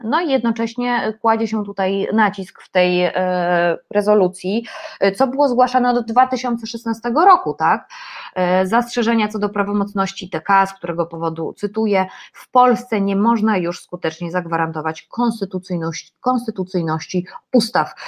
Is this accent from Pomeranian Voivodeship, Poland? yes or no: no; Silesian Voivodeship, Poland; ja jestem ślązaczką